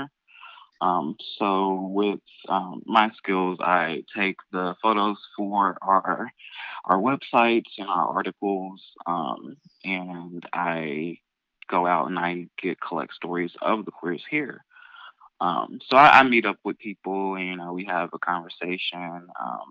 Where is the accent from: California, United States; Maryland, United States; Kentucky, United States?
Kentucky, United States; Louisville; I'm born and raised here, and I have been here all 26 years of my life.